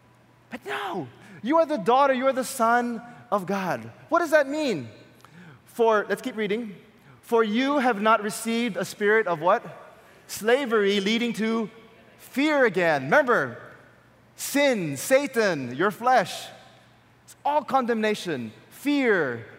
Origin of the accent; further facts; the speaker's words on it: Quezon City, Metro Manila, Philippines; And in my mind, if I told them I came from Quezon City, they would send me back.